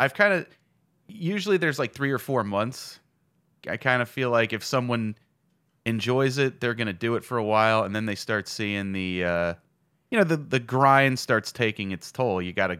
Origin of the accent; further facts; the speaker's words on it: Rockville, Maryland, United States; Because I grew up in Rockville, so that was... You know, just on the red line.